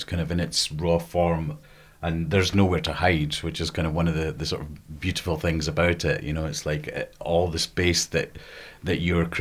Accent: the Scottish Borders, Scotland, United Kingdom; where I was brought up in the Borders, which is just really a stone's throw down the road from here

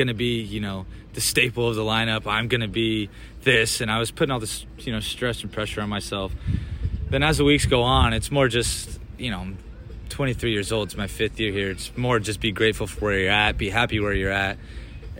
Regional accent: West Coast, United States; I grew up on the West Coast

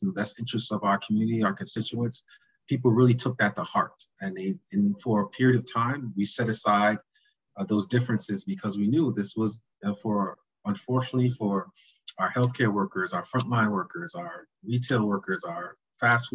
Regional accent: Hartford, Connecticut, United States; growing up in Hartford

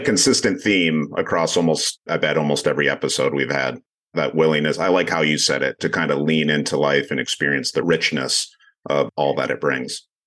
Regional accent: Grand Rapids, Michigan, United States; I'm from Grand Rapids, Michigan

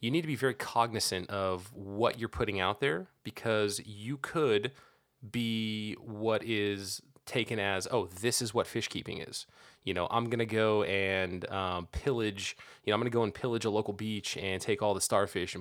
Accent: California, United States; now in Washington, United States; I'm born and raised in California

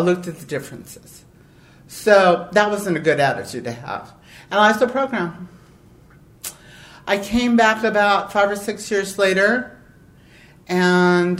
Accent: Los Angeles, California, United States; I was a poor girl from East L.A.

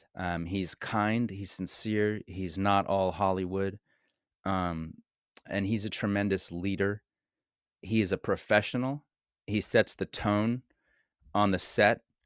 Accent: Montreal, Quebec, Canada; moved away; also born or lived in Los Angeles; I ended up coming back to my hometown, which, by the way, is Montreal, Canada, which is where I was born and raised

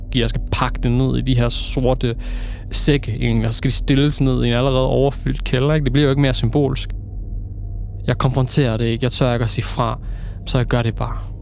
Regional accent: Aarhus, Central Denmark Region, Denmark; Jeg er født og opvokset i Aarhus, Torshøj, Skråstrej, Gellerup Parken, der er født og opvokset, boet det meste af mit liv.

